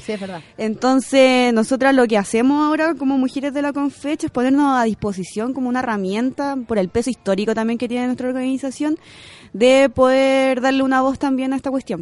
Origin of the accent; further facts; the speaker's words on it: Curicó, Maule, Chile; moved away as an adult; now in Santiago, Chile; vengo de Curicó.